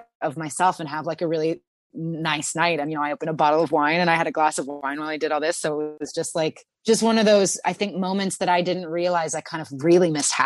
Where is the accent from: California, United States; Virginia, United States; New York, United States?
California, United States; Santa Cruz; In my hometown, Santa Cruz, there is a store called the Olive Oil Connection